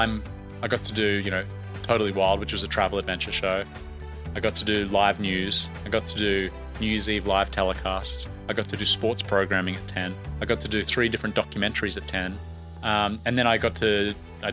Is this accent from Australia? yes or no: yes; Brisbane, Queensland, Australia; Brisbane, which is where my hometown is